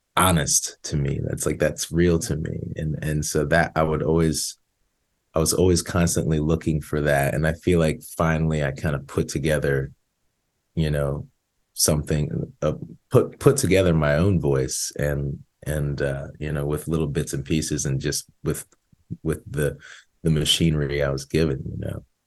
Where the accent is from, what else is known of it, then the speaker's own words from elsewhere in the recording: outside Philadelphia, Pennsylvania, United States; now in Nashville, United States; I grew up outside Philly like 20 minutes outside of Philly